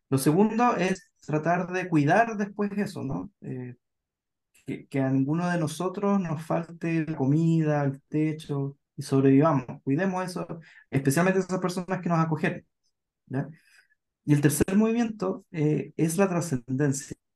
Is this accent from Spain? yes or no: no; Puerto Montt, Los Lagos, Chile; yo soy de Puerto Montt, ¿ya? Y ah, en Puerto Montt, de Puerto Montt, sí, ahí crecí.